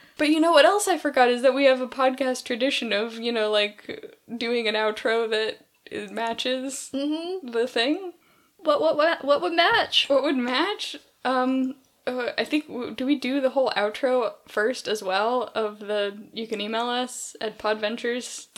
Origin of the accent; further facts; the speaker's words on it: California, United States; growing up in California